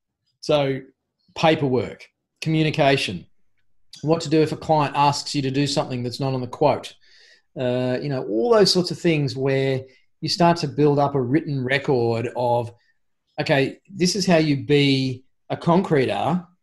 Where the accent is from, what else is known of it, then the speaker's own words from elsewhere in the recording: Queensland, Australia; I'm not a Queenslander anymore.